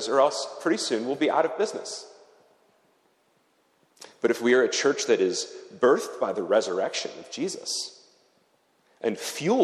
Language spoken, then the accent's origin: English; United States; moved away as an adult; now in Zurich, Switzerland; I come from America